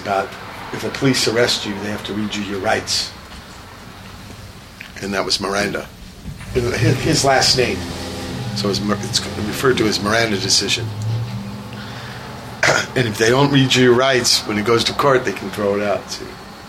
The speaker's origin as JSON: {"language": "English", "town": "Portsmouth", "region": "Virginia", "country": "United States", "moved": "yes", "lives_now": "San Pedro, United States", "said": "Actually, I wasn't from here either. I'm from Portsmouth, Virginia."}